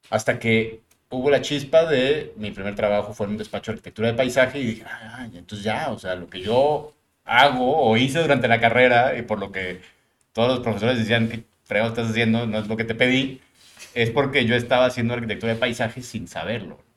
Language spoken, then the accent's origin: Spanish; Mexico City, Mexico; now in Monterrey, Mexico; soy migrante, es decir, yo nací en la Ciudad de México, llego a Monterrey hace 28 años, 29 años.